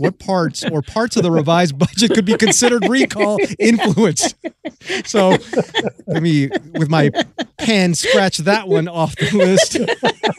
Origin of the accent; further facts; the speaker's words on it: Los Angeles, California, United States; also born or lived in San Fernando Valley; growing up in Koreatown